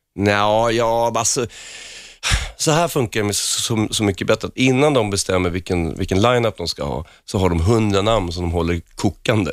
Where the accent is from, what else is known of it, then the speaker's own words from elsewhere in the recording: Huddinge, Stockholm County, Sweden; moved away as an adult; Jag var inte så ung när jag lämnade Huddinge